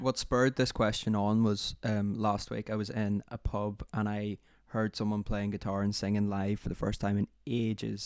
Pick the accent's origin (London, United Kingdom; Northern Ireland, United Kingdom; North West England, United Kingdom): Northern Ireland, United Kingdom; moved away; I'm from Ireland stroke Northern Ireland